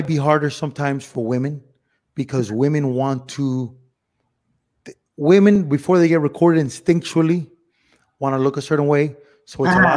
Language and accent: English; Miami, Florida, United States; born or raised there; moved away as an adult; also born or lived in Cuba / Spain / Los Angeles / Las Vegas